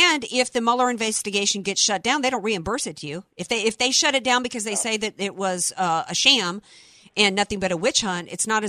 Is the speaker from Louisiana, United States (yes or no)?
yes; New Orleans, Louisiana, United States; I'm from New Orleans.